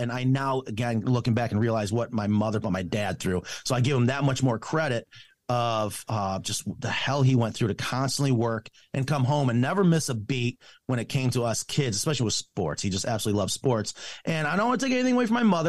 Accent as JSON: {"language": "English", "town": "Clifton Springs", "region": "New York", "country": "United States", "tie": "born or raised there", "said": "a little town called Clifton Springs, and I'm telling you, when I say small town, we didn't have a street light"}